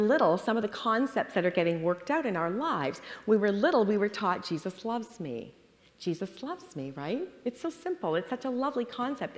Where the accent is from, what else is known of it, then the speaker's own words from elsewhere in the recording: Toronto, Ontario, Canada; moved away as an adult; now in United States; when the four of us moved from Canada, we're from Toronto, to the U.S. 23 years ago